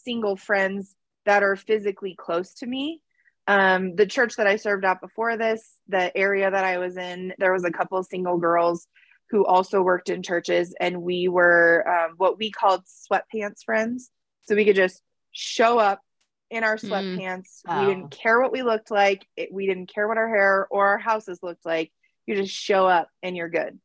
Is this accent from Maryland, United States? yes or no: no; Denver, Colorado, United States; I grew up in Colorado, not in Colorado Springs, more in the Denver area